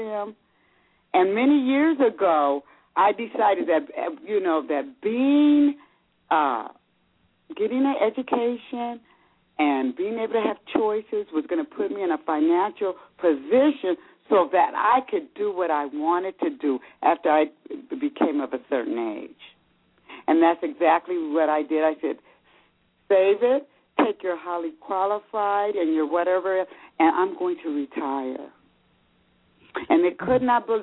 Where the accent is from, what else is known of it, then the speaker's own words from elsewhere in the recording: California, United States; moved away as an adult; now in Georgia, United States; I'm from California, but I relocated to Georgia